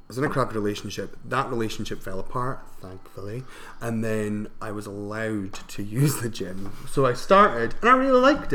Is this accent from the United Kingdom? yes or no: yes; Scotland, United Kingdom; I'm from up north, where we had to, like, carve turnips.